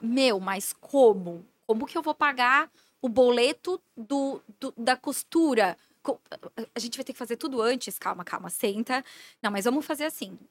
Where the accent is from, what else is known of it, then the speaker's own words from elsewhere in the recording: Blumenau, Santa Catarina, Brazil; Sou de Blumenau